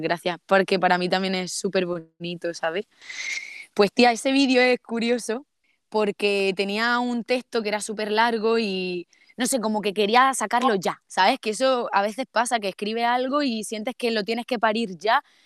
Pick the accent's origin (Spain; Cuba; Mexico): Spain; Almería, Andalusia; accent: Andalusian; also born or lived in Seville; yo soy de Almería, pero lo estudié en Sevilla